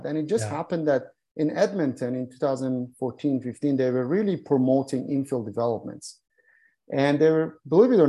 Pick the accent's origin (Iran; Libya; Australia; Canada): Iran; moved away; I was born in Iran